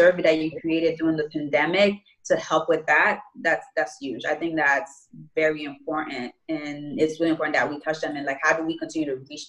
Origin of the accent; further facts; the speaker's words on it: Connecticut, United States; now in New York, United States; I'm from Connecticut, even though I live in New York